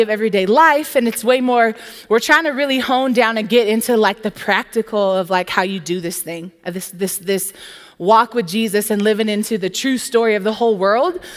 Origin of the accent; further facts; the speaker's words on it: Southern California, United States; now in Tempe, United States; I'm from Southern California